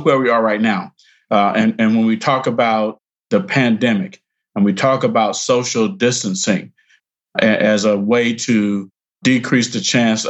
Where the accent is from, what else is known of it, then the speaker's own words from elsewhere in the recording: Perry County, Alabama, United States; moved away; also born or lived in Selma, Alabama; So I was born in Selma, Alabama, grew up nearby in a rural place that, you know, I'm just going to say it's called the Black Belt in Alabama.